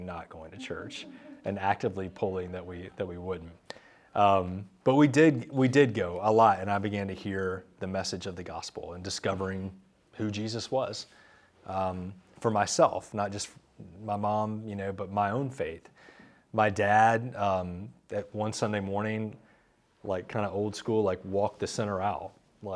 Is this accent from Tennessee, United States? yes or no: no; Charlotte, North Carolina, United States; I grew up here in Charlotte